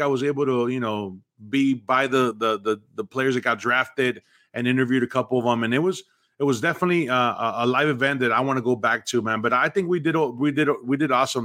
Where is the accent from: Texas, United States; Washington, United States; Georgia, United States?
Texas, United States; South; also born or lived in Mexico; I'm from Mexico. I grew up in South Texas. I've lived on both sides of the border